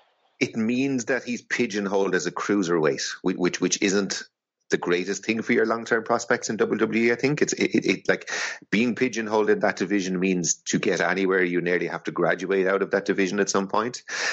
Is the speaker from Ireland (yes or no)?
yes; Ireland; I'm an Irish wrestling fan.